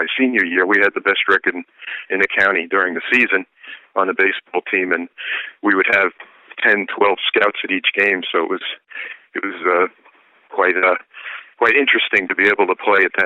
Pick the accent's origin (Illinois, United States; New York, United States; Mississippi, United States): New York, United States; Islip; I grew up in Islip. And I graduated from Islip High